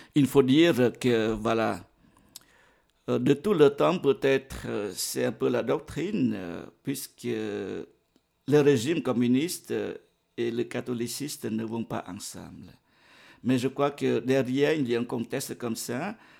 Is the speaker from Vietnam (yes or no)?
yes; Vietnam; now in Geneva, Switzerland; mon pays natal, le Vietnam